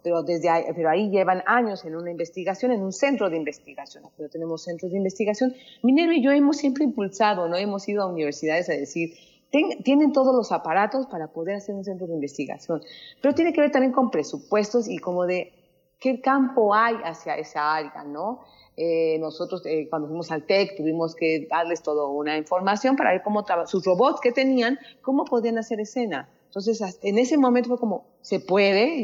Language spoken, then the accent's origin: Spanish; Mexico; nosotros que como mexicanos